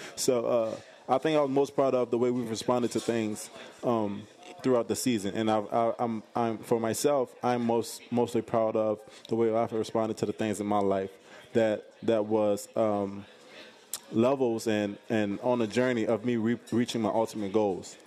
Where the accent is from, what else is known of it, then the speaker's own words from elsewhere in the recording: the South, United States; I'm from the South. I'm from, uh, where, where there's a lot of hospitality